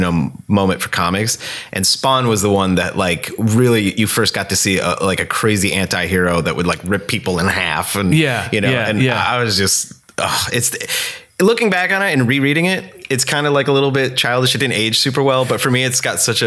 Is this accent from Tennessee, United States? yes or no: no; Scranton, Pennsylvania, United States; moved away; I grew up in Scranton, Pennsylvania. It's a shitty, depressing coal mining town. There used to be a lot of old money there.